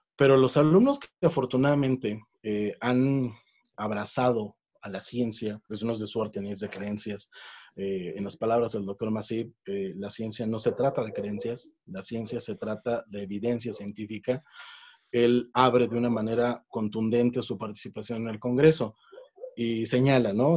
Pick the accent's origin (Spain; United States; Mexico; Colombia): Mexico; acá en México